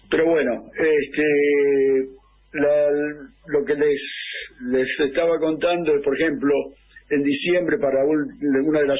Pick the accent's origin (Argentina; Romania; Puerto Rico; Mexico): Argentina; moved away as an adult; now in Canada; Los más grandes somos argentinos que vivimos en Canadá